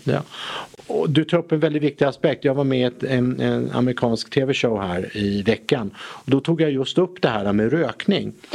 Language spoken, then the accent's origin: Swedish; Sweden; Vi som svenskar